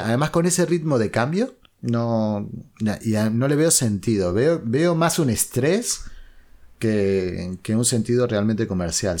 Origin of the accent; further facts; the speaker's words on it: Uruguay; moved away as an adult; now in Spain; yo soy uruguayo, no soy argentino